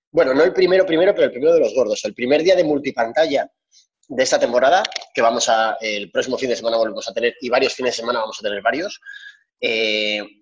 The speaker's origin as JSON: {"language": "Spanish", "country": "France", "said": "Yo siendo francés tampoco me gustaría hablar demasiado"}